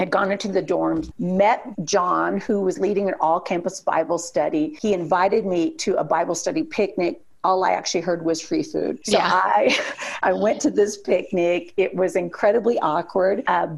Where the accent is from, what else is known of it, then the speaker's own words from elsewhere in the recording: Indiana, United States; also born or lived in Arizona; I'm from Indiana